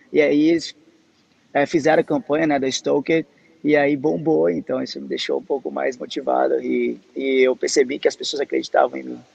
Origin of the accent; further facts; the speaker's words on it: Northeast Region, Brazil; desde criança eu nasci no Nordeste